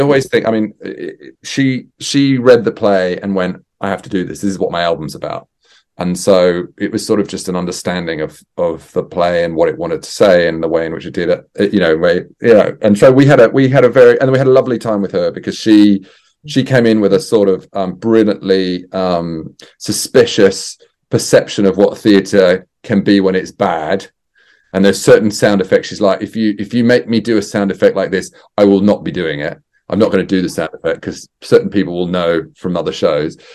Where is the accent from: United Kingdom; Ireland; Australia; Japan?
Australia; I'm Australian as well